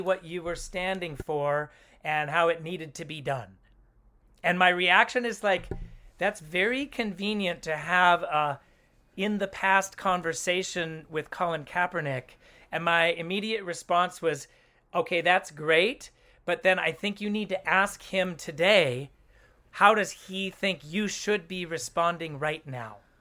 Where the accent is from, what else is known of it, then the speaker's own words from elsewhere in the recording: Oakland, California, United States; also born or lived in Los Angeles; I grew up in Oakland